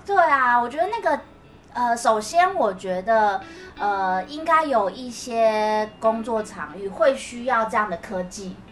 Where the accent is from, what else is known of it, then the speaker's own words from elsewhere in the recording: Taiwan; 我们台湾人